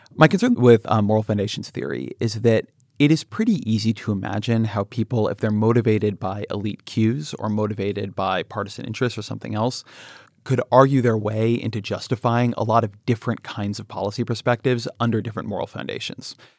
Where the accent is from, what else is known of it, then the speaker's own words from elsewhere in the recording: Irvine, California, United States; I grew up in Southern California. I grew up in Irvine